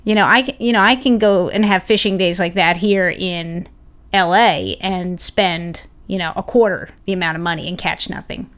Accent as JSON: {"language": "English", "town": "Los Angeles", "region": "California", "country": "United States", "said": "us L A people"}